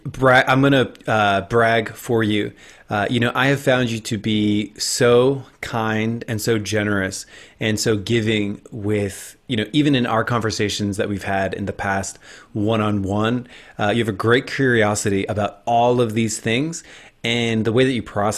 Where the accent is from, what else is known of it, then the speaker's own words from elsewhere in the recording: New Jersey, United States; you know, I'm from New Jersey, and I made it out somehow without an accent, even though like everyone in my family says like drink coffee and walk the dog